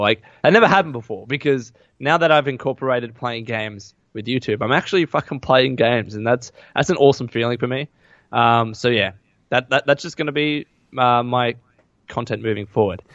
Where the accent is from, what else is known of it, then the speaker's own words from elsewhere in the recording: Australia; accent: Aussie; my Aussie accent